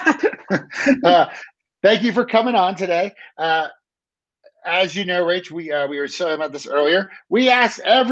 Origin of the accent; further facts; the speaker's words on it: Maryland, United States; moved away as an adult; also born or lived in Colorado / Baltimore; I grew up in Maryland, like in 1972 was born, and then I lived there until like 1990, and then I went to college